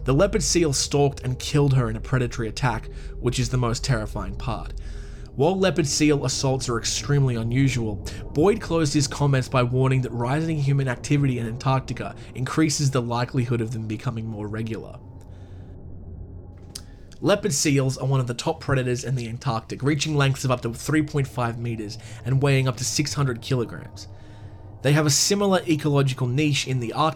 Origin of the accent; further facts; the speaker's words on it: Australia; my home country of Australia